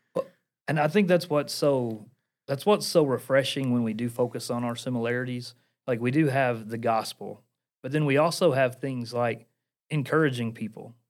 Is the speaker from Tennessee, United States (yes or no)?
yes; Portland, Tennessee, United States; accent: Appalachian; I am from Portland, Tennessee. Uh, for those of you who are listening, you probably can notice I have an Appalachian accent